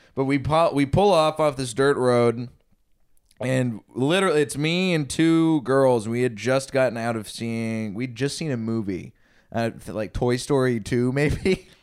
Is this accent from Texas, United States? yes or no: yes; Texas, United States; I grew up in Texas